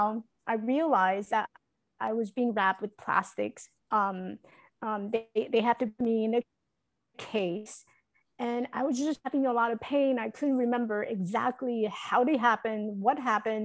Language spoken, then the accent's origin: English; Taiwan; now in United States; I was born in Taiwan. I grew up in Taiwan.